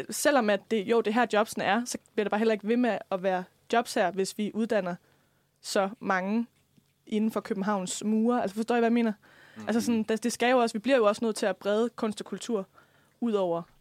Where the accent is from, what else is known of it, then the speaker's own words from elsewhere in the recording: West Jutland, Denmark; ja, altså, nu kommer jeg selv fra Vestjylland.